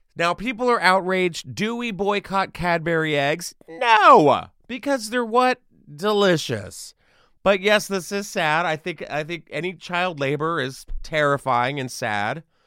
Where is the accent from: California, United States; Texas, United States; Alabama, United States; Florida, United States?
Texas, United States; I grew up in Texas